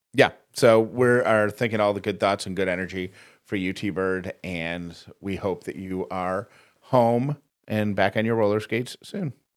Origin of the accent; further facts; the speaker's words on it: Syracuse, New York, United States; moved away; that's my hometown where I'm from